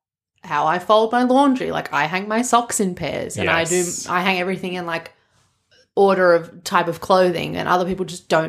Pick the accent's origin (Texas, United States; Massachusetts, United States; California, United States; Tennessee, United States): Massachusetts, United States; Boston; I'm from Boston.